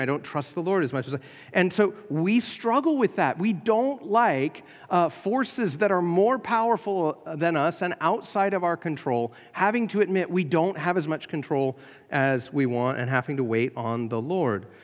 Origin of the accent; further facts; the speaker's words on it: United States; being American